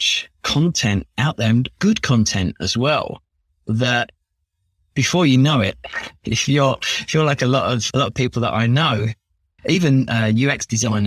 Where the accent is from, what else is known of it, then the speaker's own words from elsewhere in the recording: London, United Kingdom; accent: Cockney; So I'm born and bred in London, in Chingford to be specific, kind of northeast London. I've lived here my whole life